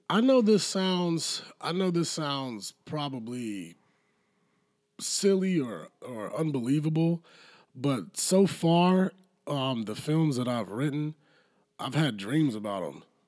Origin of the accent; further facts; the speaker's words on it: South Carolina, United States; right here in my home state